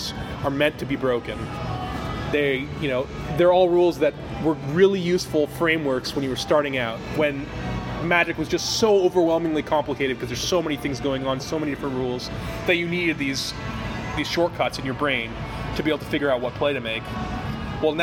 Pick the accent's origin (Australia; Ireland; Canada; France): Canada; I'm Canadian